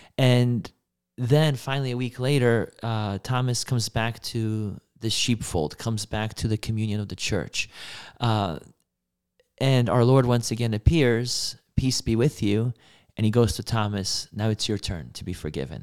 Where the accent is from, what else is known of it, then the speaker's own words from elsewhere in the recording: Poland; moved away; I was born in Poland in nineteen ninety.